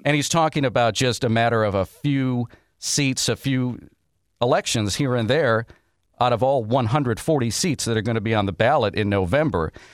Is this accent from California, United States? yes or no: no; Wisconsin, United States; moved away; my home state of Wisconsin